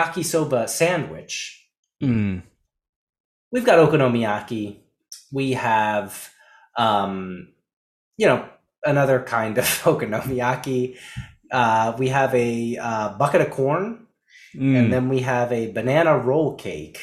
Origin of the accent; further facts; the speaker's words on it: United States; now in Japan; growing up in the States